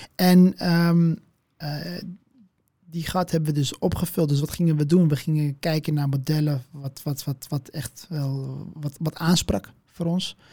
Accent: Amsterdam, North Holland, Netherlands; Amsterdam. En ehm, ja, ja, Marokkaanse afkomst

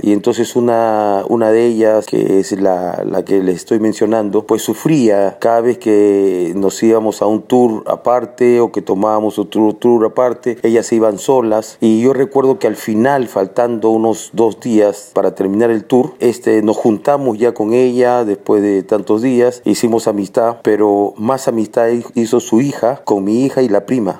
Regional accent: Peru; Yo soy de Perú

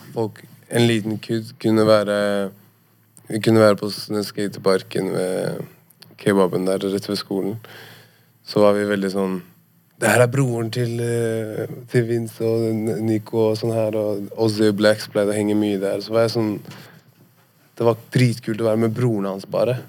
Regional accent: Oslo, Norway; vi er fra Holmlia

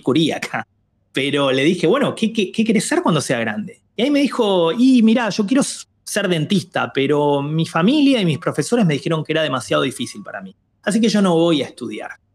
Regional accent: Argentina; yo nací en Argentina y crecí en Argentina

